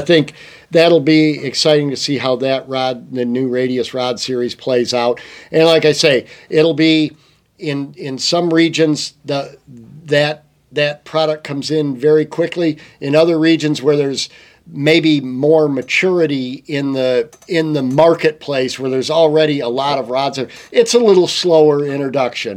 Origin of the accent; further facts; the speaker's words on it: Michigan, United States; also born or lived in Montana; i am from Michigan